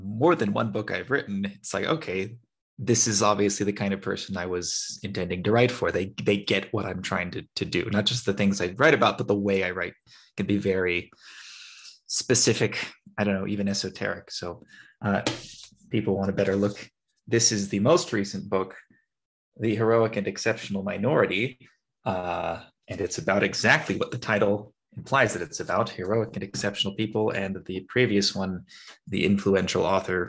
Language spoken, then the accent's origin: English; California, United States; moved away as an adult; now in Armenia; growing up in America, California, where I'm from